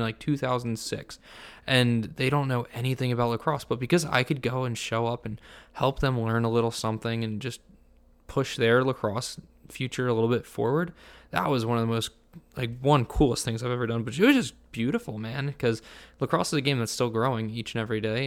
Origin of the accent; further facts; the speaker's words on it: Vineland, New Jersey, United States; I'm from Vineland, New Jersey